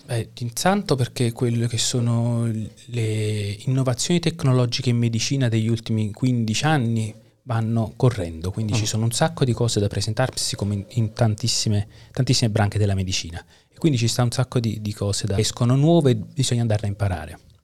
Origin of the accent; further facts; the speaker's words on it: Caserta, Campania, Italy; moved away as an adult; also born or lived in Naples / Parma / Chelmsford; now in Kraków, Poland; Io uh, sono napoletano di nascita, okay. poi la, mi sono fatto la laurea alla seconda università di, scat- di staccamento di Caserta perché ho mm. abitato uh-huh. da quando avevo 8 anni a Caserta